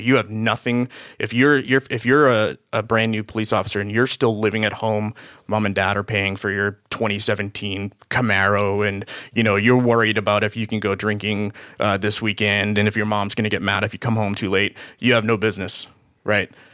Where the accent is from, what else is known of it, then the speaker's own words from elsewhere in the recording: Boston area, Massachusetts, United States; moved away as an adult; now in Los Angeles, United States; I was born and raised in Boston. Uh, actually, a city s, right outside of Boston.